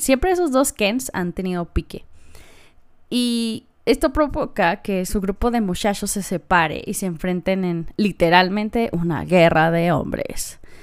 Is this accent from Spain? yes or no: no; Mexico; como mujer o como niña mexicana